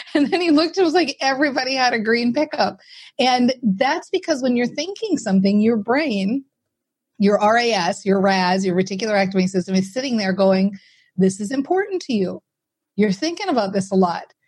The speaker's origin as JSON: {"language": "English", "region": "Minnesota", "country": "United States", "said": "i'm very practical from Minnesota, right? So we're very practical people here"}